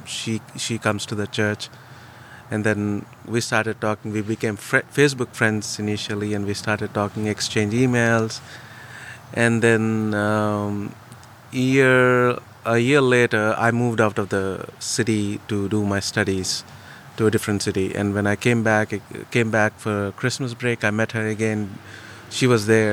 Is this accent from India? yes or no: yes; India; moved away as an adult; also born or lived in Visakhapatnam; now in United States; I lived all my life, in most of my life, 35 years in India.